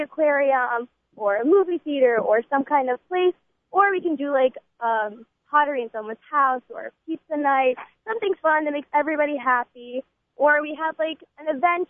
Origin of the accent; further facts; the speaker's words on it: Boca Raton, Florida, United States; I am from Boca Raton, Florida. I am a junior at Weinbaum Yeshiva High School